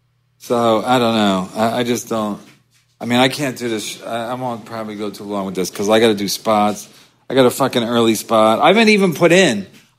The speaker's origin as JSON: {"language": "English", "town": "Long Island", "region": "New York", "country": "United States", "said": "Born and raised in the New York City area. Arrogant, like that, the prototypical, like, I don't take no shit. Nobody bosses me around. I park where I want. I'm from Long Island."}